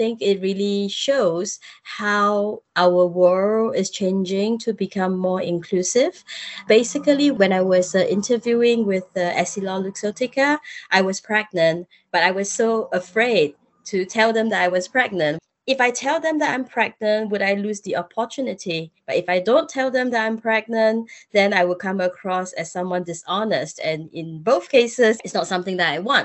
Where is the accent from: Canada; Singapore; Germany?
Singapore; I'm Singaporean